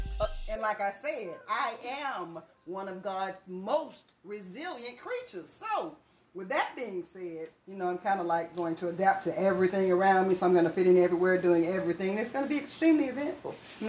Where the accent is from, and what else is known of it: Jacksonville, Florida, United States